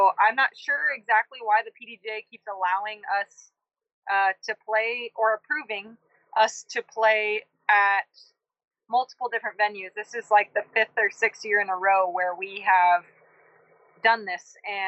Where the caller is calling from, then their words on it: Auburn, California, United States; Oh, I am calling from Auburn, California. This is where the U.S. Women's Championship is in just a few days. So just rolled into town a couple hours ago.